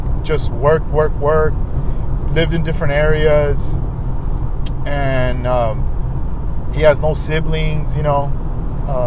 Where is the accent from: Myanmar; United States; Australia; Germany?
United States; Oxnard, California; also born or lived in Ventura / Los Angeles; growing up in Oxnard